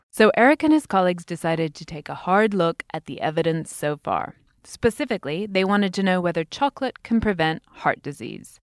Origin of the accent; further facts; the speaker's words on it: United Kingdom; As a Brit